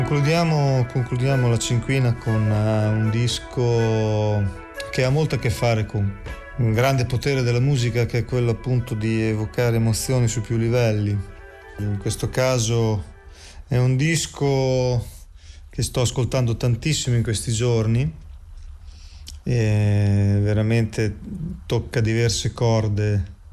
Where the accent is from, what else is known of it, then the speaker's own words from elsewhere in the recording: Emilia-Romagna, Italy; sono romagnolo